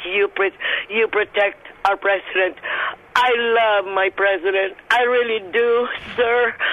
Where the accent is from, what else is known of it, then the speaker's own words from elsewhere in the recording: Malaysia; English is a second language; now in Jefferson City, United States; I come from from Malaysia